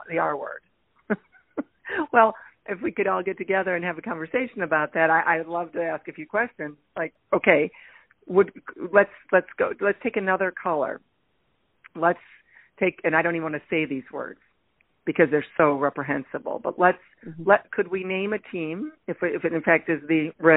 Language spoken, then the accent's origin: English; Toledo, Ohio, United States; moved away; I grew up in Toledo. We're the North